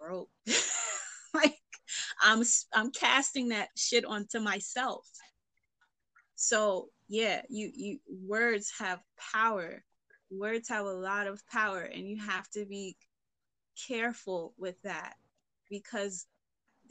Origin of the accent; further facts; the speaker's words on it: New York City, New York, United States; I'm from East Flatbush.